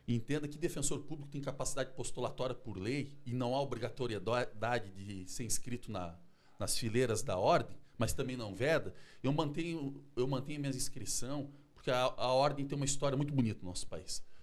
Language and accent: Portuguese; Chapecó, Santa Catarina, Brazil; now in Florianópolis, Brazil; eu também sou natural lá de Chapecó, conheço bem